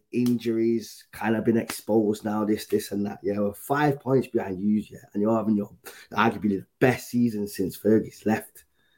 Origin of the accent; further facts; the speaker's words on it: Jamaica; I'm from Yard, innit? But you got to remember, Adam, man, they love Liverpool in Yard and that. So, from back home, Yard.